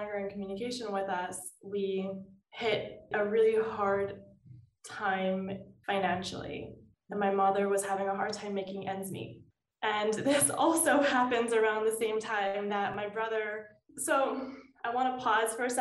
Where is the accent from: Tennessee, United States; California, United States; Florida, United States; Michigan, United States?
California, United States; Los Angeles; So I'm from Los Angeles, California, born and raised